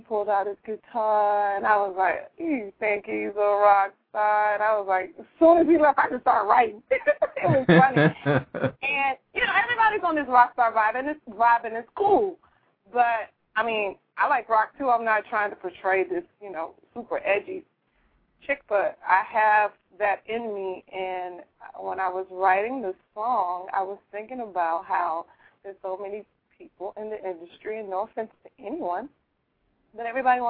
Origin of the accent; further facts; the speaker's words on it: Tallahassee, Florida, United States; Obviously. I mean, come on, country girl to the city. I came from Tallahassee to here